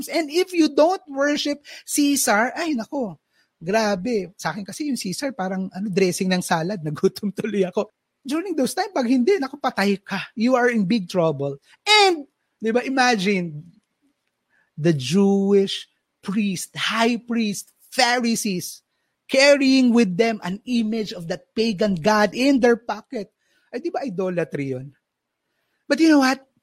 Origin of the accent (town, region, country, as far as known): Philippines